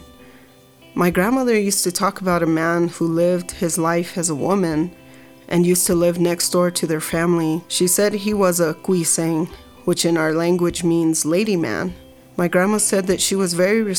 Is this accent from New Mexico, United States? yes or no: yes; Ohkay Owingeh, New Mexico, United States; I come from Ohkay Owingeh, known as Village of the Strong